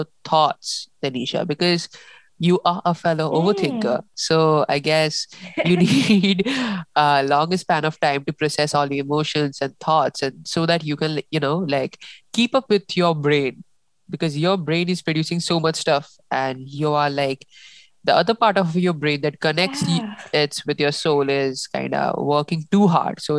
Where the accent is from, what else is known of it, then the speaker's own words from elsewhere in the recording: India; we Indians